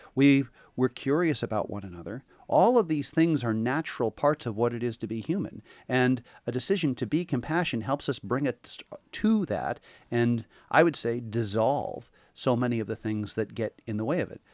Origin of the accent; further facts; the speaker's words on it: Portland, Oregon, United States; moved away as an adult; also born or lived in Hawaii; now in Seaside, United States; I was born and raised in Portland